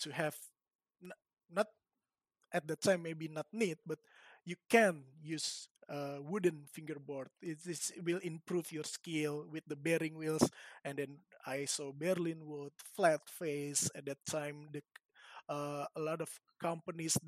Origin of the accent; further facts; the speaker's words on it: Indonesia; such a stupid guy from Indonesia